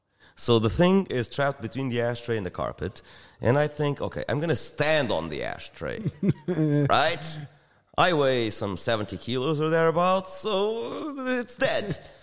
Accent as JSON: {"language": "English", "country": "Australia", "said": "when we're from Australia describing, you know, like huge nuclear cockroaches."}